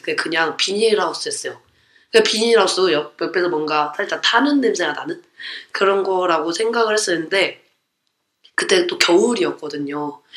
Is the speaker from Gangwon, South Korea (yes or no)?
no; Gwangmyeong, Gyeonggi Province, South Korea; 광명에 살았으니까